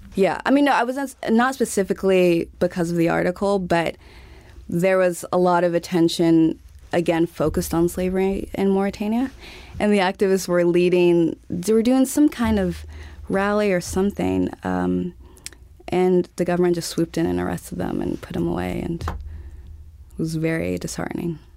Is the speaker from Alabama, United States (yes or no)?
yes; Montgomery, Alabama, United States; moved away as an adult; also born or lived in Texas / Uganda / Kenya / Nigeria; I was born in Texas and grew up in Alabama